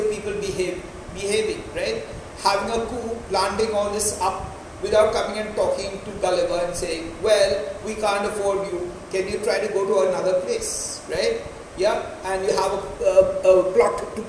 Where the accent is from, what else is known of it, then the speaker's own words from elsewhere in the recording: India; I'm still talked about as an Indian